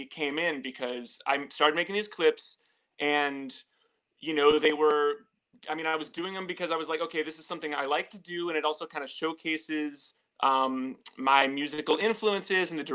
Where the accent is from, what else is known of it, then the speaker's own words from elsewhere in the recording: St. Louis, Missouri, United States; moved away as an adult; now in New York City, United States; I am originally from St. Louis